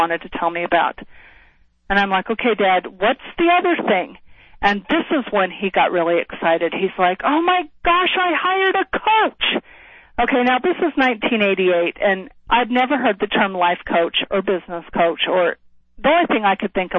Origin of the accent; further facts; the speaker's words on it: Salt Lake City, Utah, United States; moved away as an adult; also born or lived in Washington, D.C.; I grew up in Salt Lake City, Utah